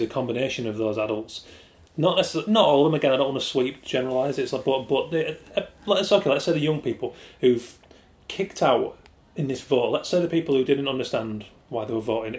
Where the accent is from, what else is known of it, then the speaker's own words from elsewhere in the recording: Yorkshire and the Humber, United Kingdom; I'm from West Yorkshire, from a small working class town